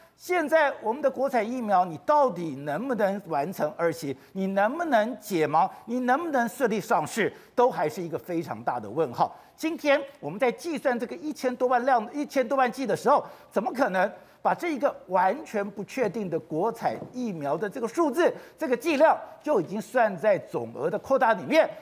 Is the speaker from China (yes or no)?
no; Taiwan; 我们台湾人自己都搞不清楚